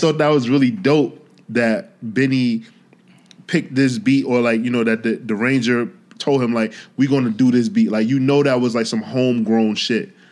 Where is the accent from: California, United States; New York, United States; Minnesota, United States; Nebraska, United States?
New York, United States; New York City; me being a New Yorker